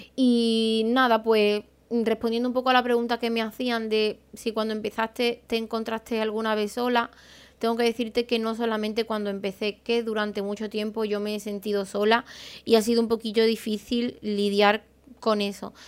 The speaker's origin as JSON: {"language": "Spanish", "country": "Spain", "also_born_or_lived": "Seville / Madrid / London / Málaga", "said": "yo soy de un pueblo, soy de Aral, y en mi pueblo no me formé."}